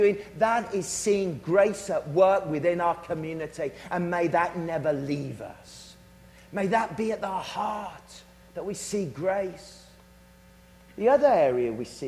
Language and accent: English; Worcestershire, West Midlands, United Kingdom; I'm from Worcestershire